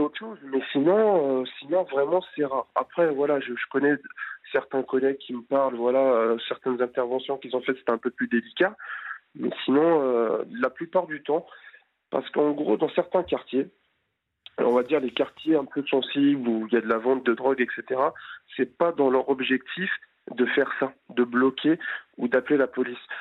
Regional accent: France; Je suis français mais d'origine étrangère, donc ici du Maghreb

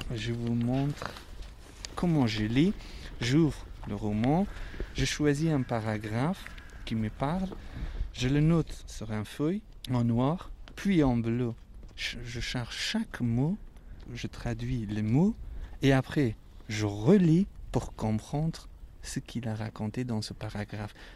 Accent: Afghanistan; French is a second language; moved away as an adult; now in Paris, France

